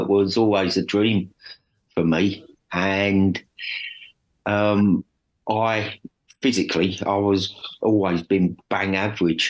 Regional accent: Dagenham, London, United Kingdom; I grew up in Dagenham

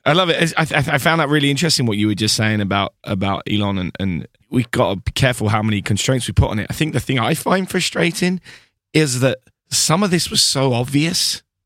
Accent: United Kingdom; being a British person

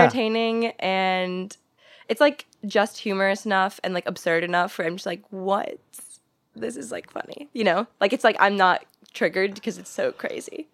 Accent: St. Louis, Missouri, United States; moved away as an adult; now in Los Angeles, United States; I grew up in Saint Louis, and then I went to college in Saint Louis.

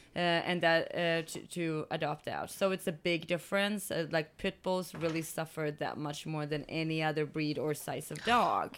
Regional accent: Sweden; moved away; I'm from Sweden

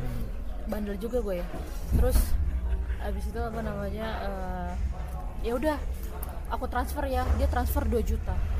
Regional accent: Pematangsiantar, North Sumatra, Indonesia; gue tinggal di kampung gue di Siantar

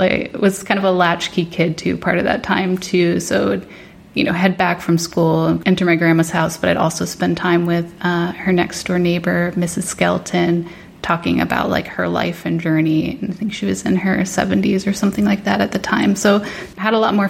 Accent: New Jersey, United States; also born or lived in Northern Virginia; We moved up, my mom, my brother, and I, to New Jersey to move in with my grandmother

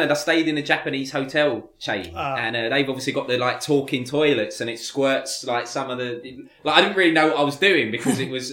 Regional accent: United Kingdom; you're born and bred in Britain

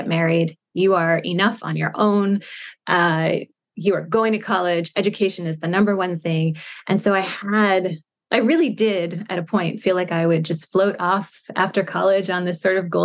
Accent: Shirley, New York, United States; moved away as an adult; I grew up in Shirley

